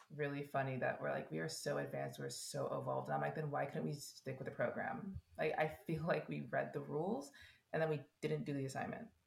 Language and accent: English; United States; as an American